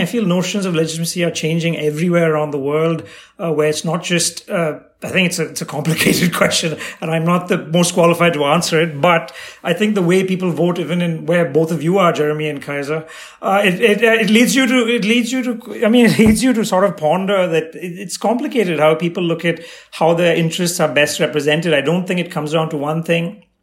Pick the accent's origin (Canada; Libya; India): India; also born or lived in Tamil Nadu / China; as an Indian